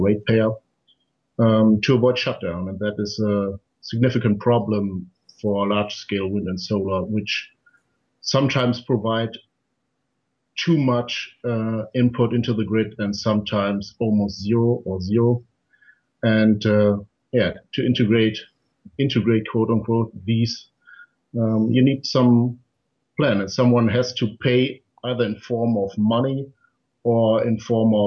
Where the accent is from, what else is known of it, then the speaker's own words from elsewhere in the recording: Germany; my home country of Germany